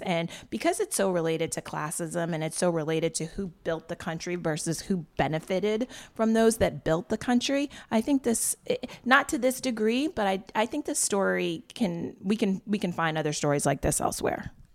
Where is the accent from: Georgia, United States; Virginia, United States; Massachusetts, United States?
Massachusetts, United States; Wellesley; I grew up in an all-white town. I grew up in Wellesley, Massachusetts.